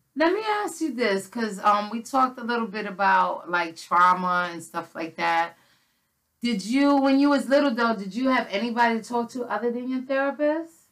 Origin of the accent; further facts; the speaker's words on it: New York City, New York, United States; I grew up in the Bronx.